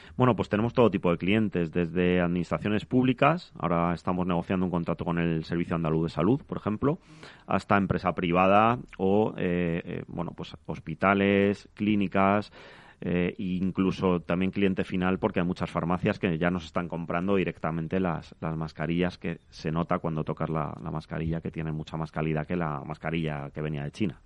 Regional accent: Madrid, Community of Madrid, Spain; yo vengo de Carabanchel, que es un barrio del sur de Madrid, al cual adoro

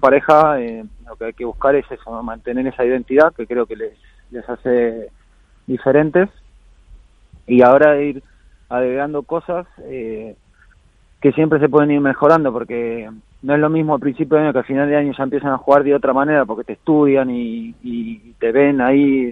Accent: Argentina; moved away; me fui a Argentina, estuve ahí más de dos semanas, ahí de vuelta en la, tierra y las raíces

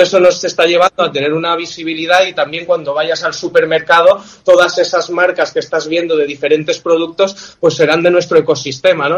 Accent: Villajoyosa, Valencian Community, Spain; somos de aquí de Alicante, de Villajoyosa

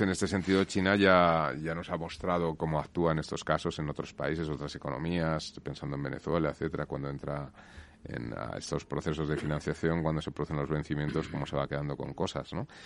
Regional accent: Spain

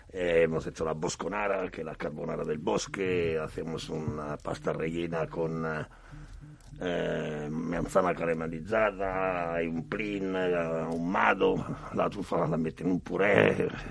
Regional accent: Marsala, Sicily, Italy; now in Spain; Yo soy de Marsala, he nacido en Marsala

